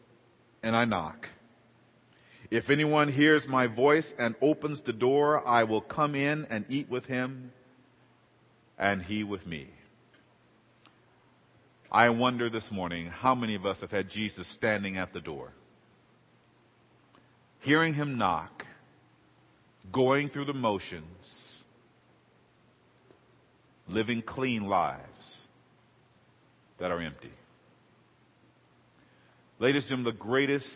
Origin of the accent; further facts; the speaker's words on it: Los Angeles, California, United States; I grew up in South Central LA.